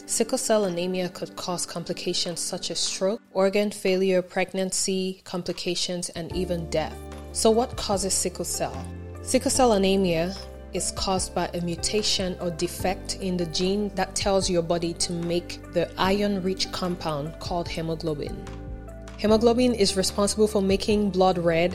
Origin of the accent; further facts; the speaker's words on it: Cameroon; I am from Cameroon